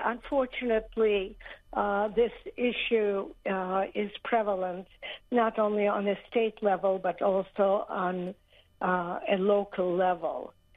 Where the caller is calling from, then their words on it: Miami, Florida, United States; I'm calling from Miami